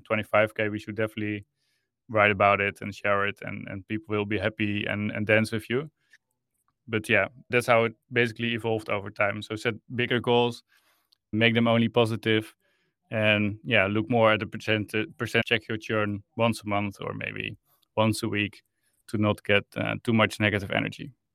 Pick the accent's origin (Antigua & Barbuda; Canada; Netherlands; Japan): Netherlands; I'm from the Netherlands. I live in Amsterdam